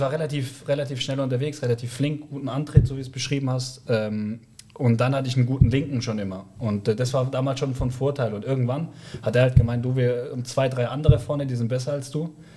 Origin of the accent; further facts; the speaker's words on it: near Stuttgart, Baden-Württemberg, Germany; moved away; ich komme aus der Nähe von Stuttgart, bin dort mit meinem älteren Bruder, 14 Monate älter, zusammen mit meinen Eltern, die sich dann später am Scheiden lassen, aufgewachsen.